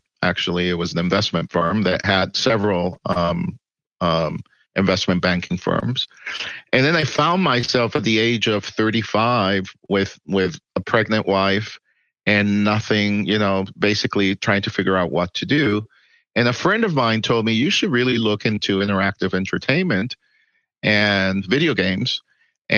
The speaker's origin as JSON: {"language": "English", "country": "Puerto Rico", "tie": "born or raised there", "also_born_or_lived": "New York City, United States / Miami, United States", "moved": "as an adult", "lives_now": "Texas, United States", "said": "I was born in New York City in Manhattan. And I lived in New York City until I was 10. Then I lived in Puerto Rico until I was 19"}